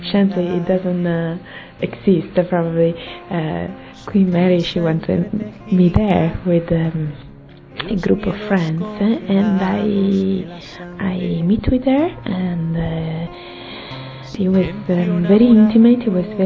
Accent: Italy; I'm 34 years old and uh, I'm from Italy.

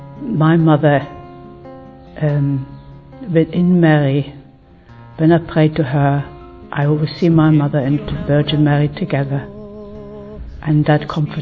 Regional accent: Germany; I came from East Germany, from Prussia.

